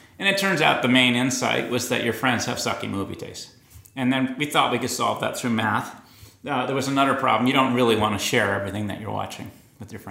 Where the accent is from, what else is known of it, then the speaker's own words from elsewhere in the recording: Boston, Massachusetts, United States; I grew up in Boston. From Dorchester